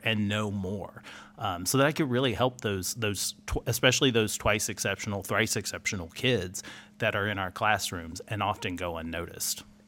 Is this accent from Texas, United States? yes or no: yes; Houston, Texas, United States; I'm from Houston